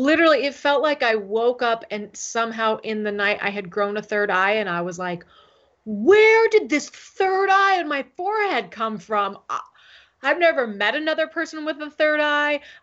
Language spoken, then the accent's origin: English; San Diego, California, United States; moved away; also born or lived in Seattle; in a covenant church in my neighborhood growing up in San Diego